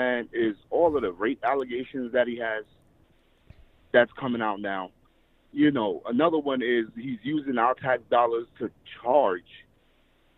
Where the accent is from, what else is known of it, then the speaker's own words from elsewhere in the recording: New York, United States; I'm a guy from New York.